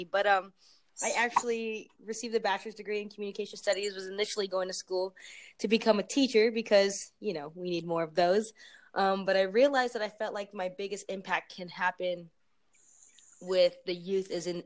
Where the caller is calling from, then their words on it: Tucson, Arizona, United States; Okay, well I'm I'm calling from Arizona.